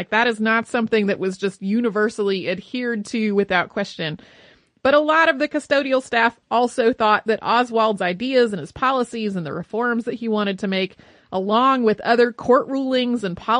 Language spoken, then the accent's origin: English; Marion, Massachusetts, United States; now in Newport, United States; I grew up in Marion, Massachusetts, which is the town the captain of the Mary Celeste, Benjamin Briggs, was also from.